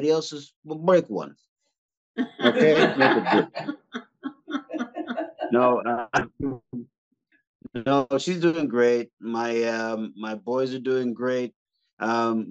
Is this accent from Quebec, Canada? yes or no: yes; Montreal, Quebec, Canada; I'm from Montreal